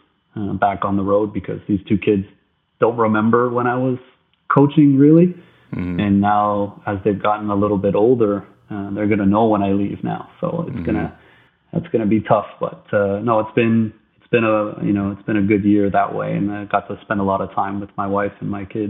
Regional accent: Ottawa, Ontario, Canada; I grew up here in Ottawa

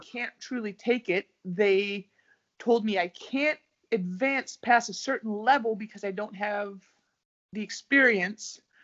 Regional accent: United States; moved away as an adult; also born or lived in Russia / Italy; now in Sweden; I'm American

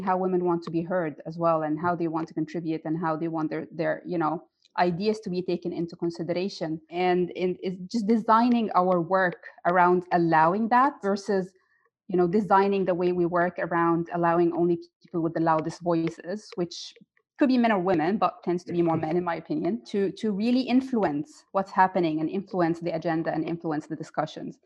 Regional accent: Egypt; moved away as an adult; now in Dubai, United Arab Emirates; in my home country in Egypt and here in Dubai

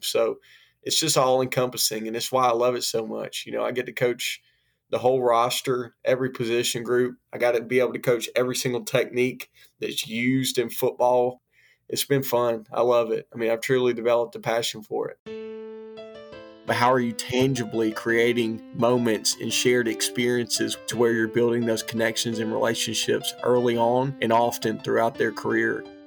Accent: Hoover, Alabama, United States; I grew up in Hoover, Alabama, outside of Birmingham

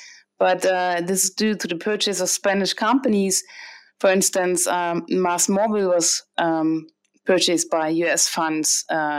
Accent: East Germany, Germany; moved away as an adult; also born or lived in France / Spain / Seattle, United States; now in Barcelona, Spain; I was raised in East Germany and studied law in East Germany, and then did my first exchange program in France and studied at the French university.

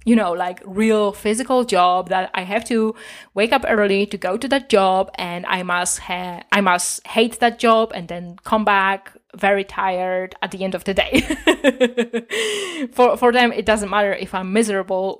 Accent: Poland; I'm from Poland

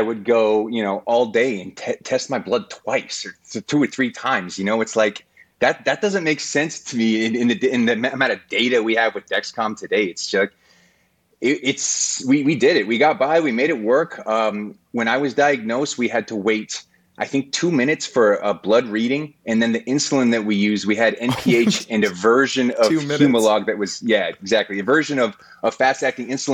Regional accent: Colorado, United States; when we were kids growing up in Colorado

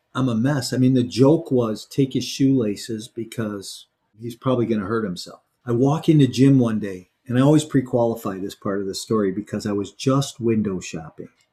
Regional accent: Chicago, Illinois, United States; I grew up in Chicago

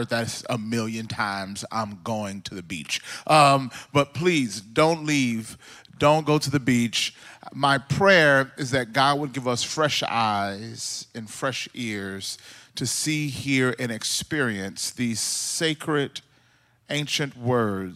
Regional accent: Mississippi, United States; moved away as an adult; also born or lived in Southern California; now in California, United States; I'm originally from Mississippi, like I said earlier. And me and my wife, when we moved out from Mississippi to California

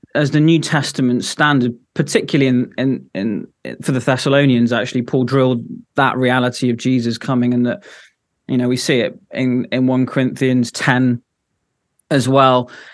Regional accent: Devon, South West England, United Kingdom; moved away as an adult; now in Edinburgh, United Kingdom; originally I'm from Devon

